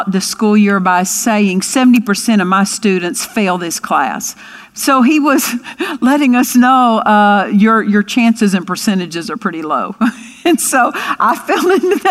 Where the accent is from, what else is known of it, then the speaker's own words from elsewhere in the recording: Altus, Oklahoma, United States; I grew up in Altus, Oklahoma, and had a wonderful home life there